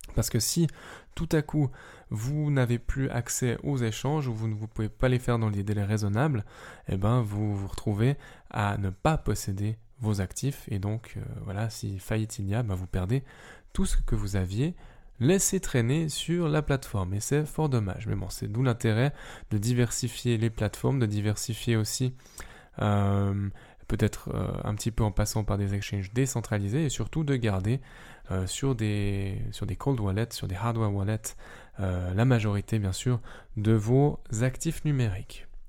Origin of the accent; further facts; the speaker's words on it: Switzerland; vu que je suis suisse et donc pas forcément européen